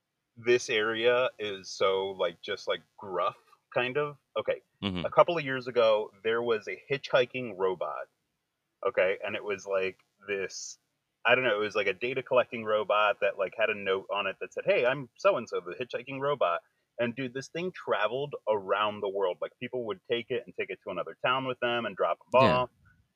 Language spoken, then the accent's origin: English; outside of Philly, Pennsylvania, United States; moved away; also born or lived in Florida; I am in Pennsylvania. And I grew up in PA as a kid. So before I moved to Florida, I was up in PA.